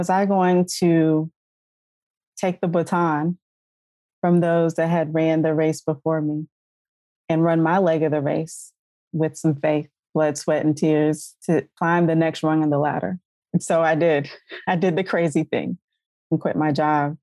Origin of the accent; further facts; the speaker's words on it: South Carolina, United States; moved away; I'm originally from South Carolina. I was living in North Carolina at the time